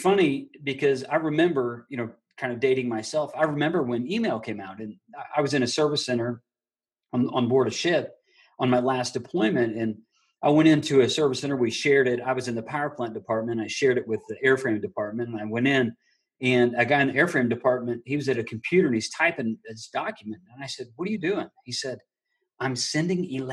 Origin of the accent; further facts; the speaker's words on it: Illinois, United States; now in Georgia, United States; I grew up in Illinois, rural Illinois.